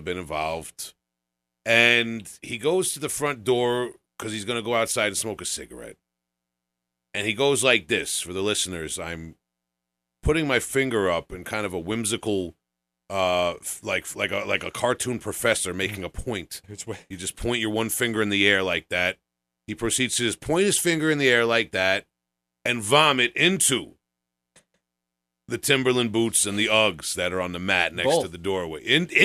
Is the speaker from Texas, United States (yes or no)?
no; Long Island, New York, United States; accent: Long Island; having a Long Island accent